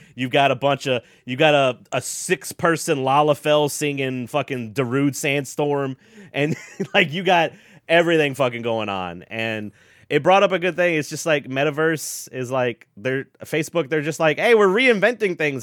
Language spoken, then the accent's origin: English; the South, United States; I was born in the South